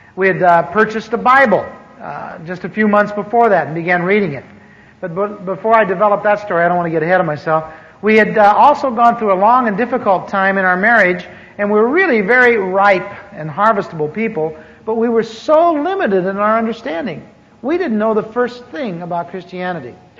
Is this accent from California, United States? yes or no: yes; Anaheim, California, United States; also born or lived in Midwest; I grew up here in Anaheim. I moved here from the mid, in the mid, from the Midwest in 1946